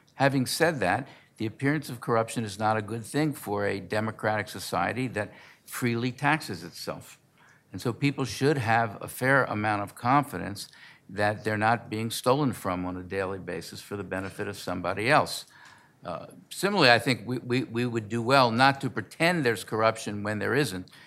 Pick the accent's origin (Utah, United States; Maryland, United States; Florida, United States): Maryland, United States; Baltimore; moved away; also born or lived in New Jersey; I grew up in Baltimore